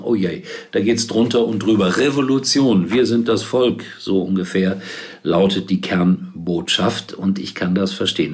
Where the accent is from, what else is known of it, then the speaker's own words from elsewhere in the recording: Gelsenkirchen, North Rhine-Westphalia, Germany; Ich bin auf Schalke geboren, komme daher